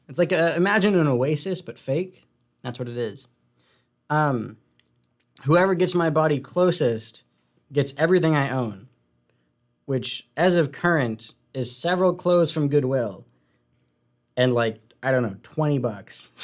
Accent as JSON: {"language": "English", "town": "Seattle", "region": "Washington", "country": "United States", "said": "I come from sunny, sunny Seattle, Washington."}